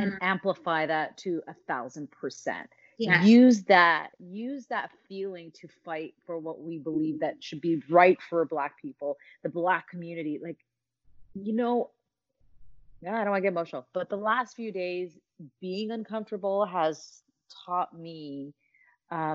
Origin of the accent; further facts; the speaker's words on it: Canada; We're so Canadian